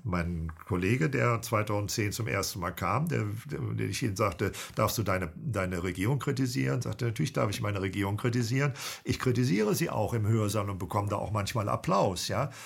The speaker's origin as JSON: {"language": "German", "town": "Cologne", "region": "North Rhine-Westphalia", "country": "Germany", "moved": "yes", "lives_now": "Bremen, Germany", "said": "Ich bin ein HB-Männchen, genau. Ja, aber ein zugewandertes. Ich komme eigentlich aus Köln"}